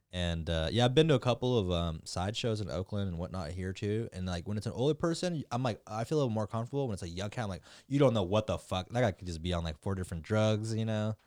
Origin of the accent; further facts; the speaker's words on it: Michoacán, Mexico; I'm from Michoacan.